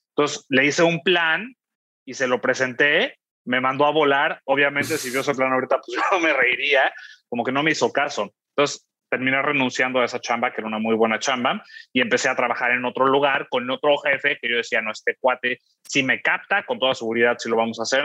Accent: Mexico; yo soy mexicano

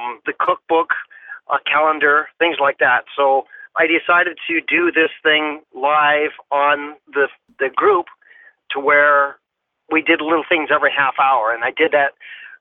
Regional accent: Phoenix, Arizona, United States; also born or lived in Michigan; I was born in Michigan, but okay. Raised in Phoenix

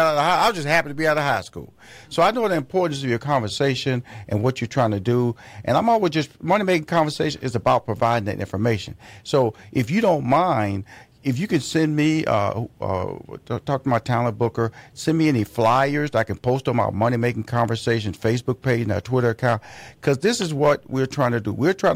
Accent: Atlanta, Georgia, United States; but you in my hometown, which is Atlanta, and also Houston, Texas.

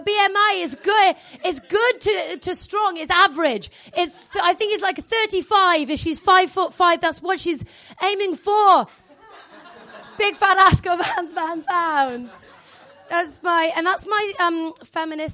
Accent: Wales, United Kingdom; I'm Welsh

